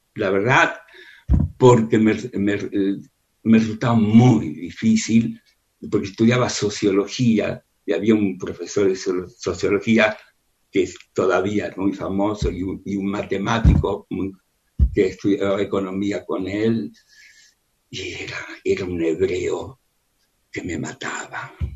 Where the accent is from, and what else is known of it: Buenos Aires, Argentina; born or raised there; moved away as an adult; also born or lived in Soviet Union / Spain / Israel